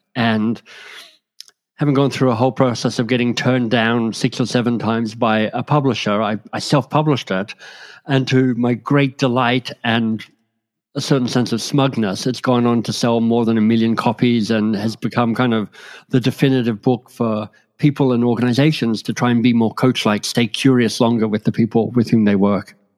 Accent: Australia; moved away as an adult; also born or lived in Oxford, England / London, England / Boston, United States; now in Toronto, Canada; I grew up in Australia and was pretty happy there. But, um, in my mid 20s won a scholarship that took me to England

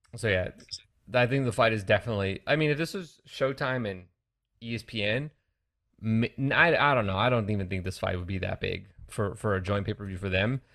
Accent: California, United States; I'm from California

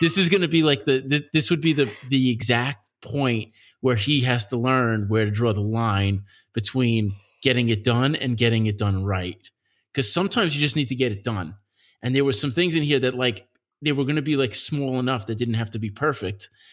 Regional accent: Nassau County, Long Island, New York, United States; I grew up in Nassau County, which is next to Queens.

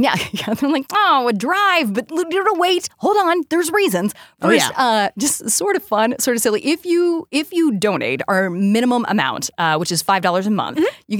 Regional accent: Colorado, United States; moved away; And I'm from Colorado.

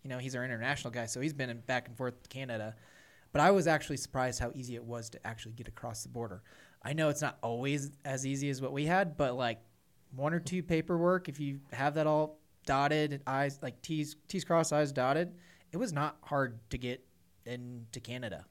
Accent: central Missouri, United States; my hometown farm in central Missouri

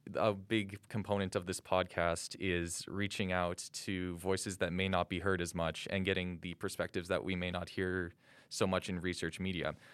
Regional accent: St. Albert, Alberta, Canada; moved away as an adult; now in Calgary, Canada; I'm originally from Saint Albert, Alberta, but now I reside here in Calgary, Alberta

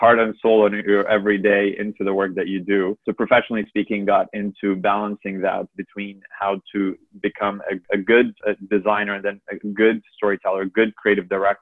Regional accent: Egypt; I'm originally from Egypt

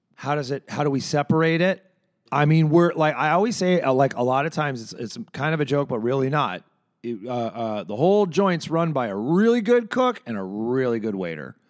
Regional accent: Chicago, Illinois, United States; I'm a Chicagoan.

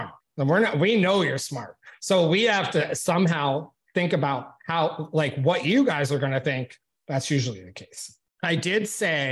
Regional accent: upstate New York, United States; my hometown of upstate New York

